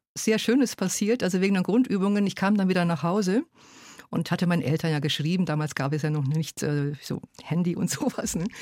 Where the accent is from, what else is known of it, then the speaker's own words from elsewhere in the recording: Germany; first language Hungarian; German is a second language; also born or lived in Hungary; Also ich habe dann in der Schule und Kindergarten hat ganz schnell Deutsch übernommen, aber zunächst mal haben wir in der Familie Ungarisch gesprochen